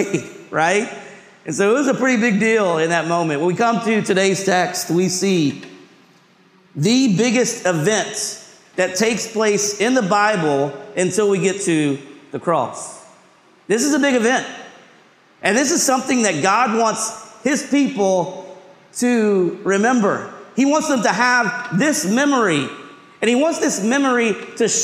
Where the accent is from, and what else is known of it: Hendersonville, United States; born or raised there; now in New York City, United States